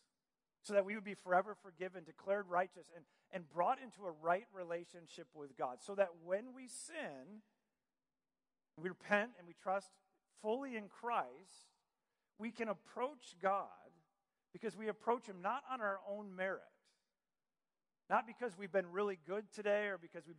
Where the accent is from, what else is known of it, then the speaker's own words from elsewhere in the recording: Michigan, United States; moved away; also born or lived in Virginia Beach; I grew up in Michigan